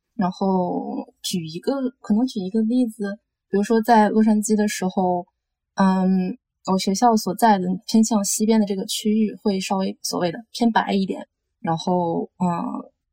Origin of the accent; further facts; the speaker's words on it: Tianjin, China; moved away; also born or lived in Los Angeles, United States; 我小时候在天津